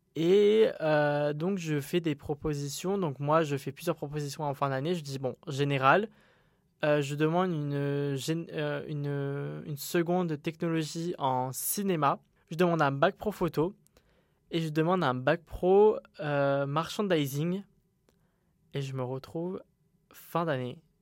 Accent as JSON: {"language": "French", "town": "Montpellier", "region": "Occitania", "country": "France", "also_born_or_lived": "Uzès", "said": "je suis euh, de Montpellier, donc je me retrouve à Uzès"}